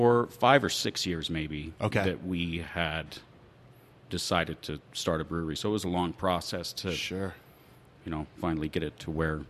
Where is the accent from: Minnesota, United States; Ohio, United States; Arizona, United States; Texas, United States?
Arizona, United States; Cane Beds; So I actually grew up in, it's a little town, unincorporated town, just south of here, Cane Beds.